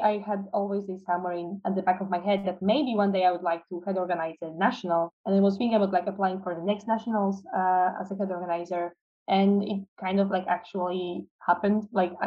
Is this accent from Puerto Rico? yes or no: no; Toruń, Kuyavian-Pomeranian Voivodeship, Poland; moved away as an adult; now in Kraków, Poland; I'm from Torun, but currently I'm studying neuropsychology and neurocognitive science in Kraków.